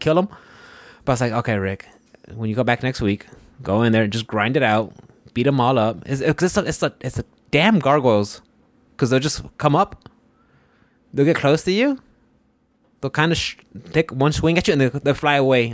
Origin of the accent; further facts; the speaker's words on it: Houston, Texas, United States; I'm from Houston